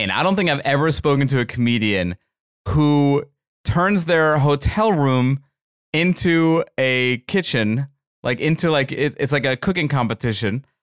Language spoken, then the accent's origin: English; Baltimore, Maryland, United States; I grew up I in Baltimore, Maryland.